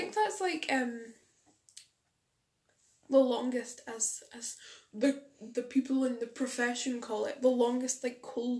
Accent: Scotland, United Kingdom; As someone who's Scottish.

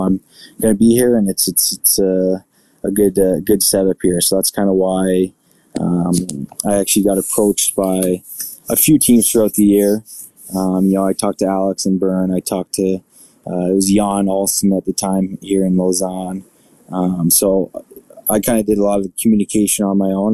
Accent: Burlington, Ontario, Canada; moved away; also born or lived in Buffalo; my hometown in Burlington

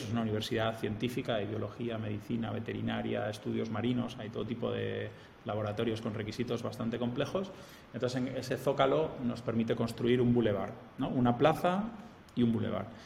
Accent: Spain; moved away as an adult; also born or lived in Germany; now in Piura, Peru; yo soy español

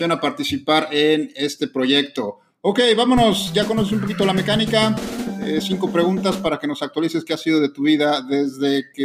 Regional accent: Mexico City, Mexico; moved away as an adult; also born or lived in Rio de Janeiro, Brazil; now in Monterrey, Mexico; De la Ciudad de México.

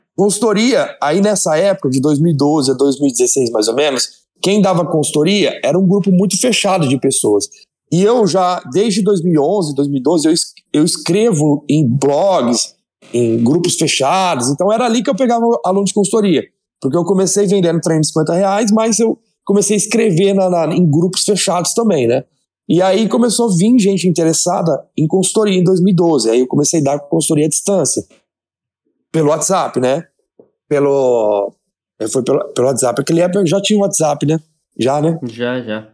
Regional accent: Votuporanga, São Paulo, Brazil; eu sou de Votuporanga, interior de São Paulo, me formei na universidade aqui da cidade mesmo

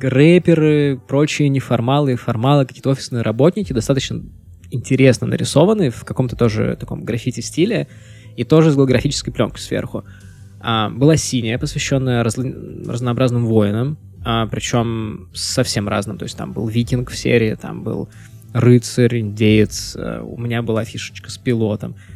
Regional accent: Pskov, Pskov Oblast, Russia; also born or lived in Vilnius; я вырос в Пскове, то есть это с 96 по 2003 год я прожил в Пскове

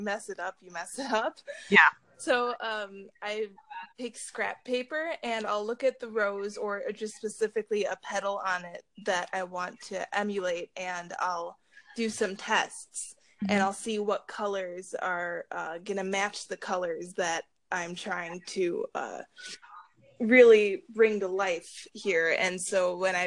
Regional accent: Chicago, Illinois, United States; also born or lived in Harwood Heights, Illinois; my high school was in more so the suburbs, but I grew up in Chicago

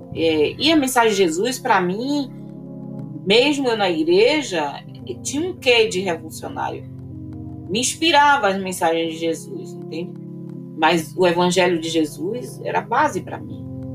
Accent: Una, Bahia, Brazil; Quando três anos eu fui morar numa cidade chamada Una.

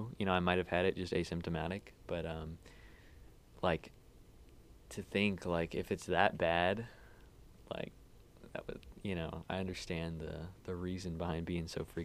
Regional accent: Temple, Texas, United States; also born or lived in Ulm, Germany; I'm like from Temple, but yeah, I've lived almost all my life in Texas

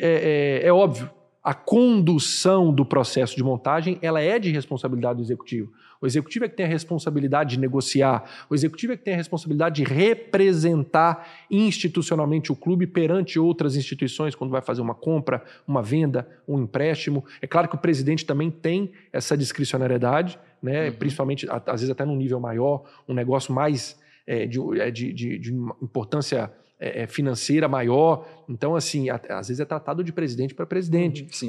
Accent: Minas Gerais, Brazil; now in Fortaleza, Brazil; como bom mineirinho que sou

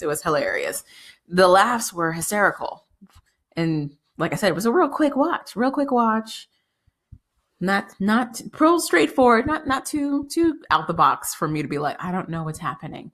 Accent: United States; as an American

